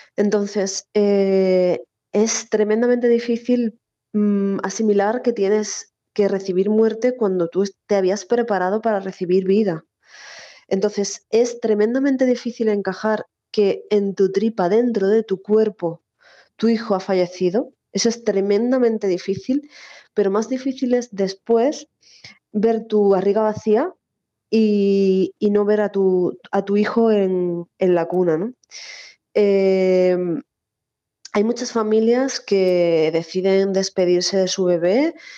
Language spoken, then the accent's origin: Spanish; Cádiz, Andalusia, Spain; moved away; yo además soy de Cádiz y bueno, pues eh, Canal Sur me ha acompañado siempre en mis años, sobre todo de adolescencia y juventud cuando viví allí